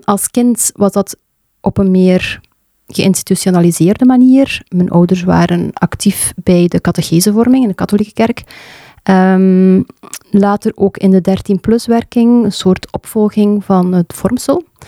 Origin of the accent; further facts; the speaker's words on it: Sijsele, Flanders, Belgium; moved away; also born or lived in Leuven; Ik ben ehm, geboren in Seiselen, een klein dorpje tussen Damme en Brugge. En daar heb ik eigenlijk mijn kindertijd en mijn jeugd doorgebracht